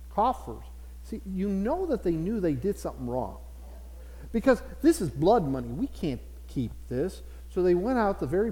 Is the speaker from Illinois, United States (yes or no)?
yes; Chicago, Illinois, United States; first language English; moved away; I grew up in Chicago